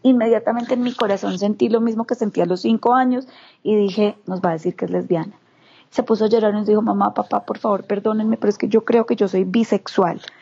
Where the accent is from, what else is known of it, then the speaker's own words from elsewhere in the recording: Bogotá, Colombia; also born or lived in Medellín; now in Chía, Colombia; nací en Bogotá, pero he sido, pues tengo familia completamente caldense.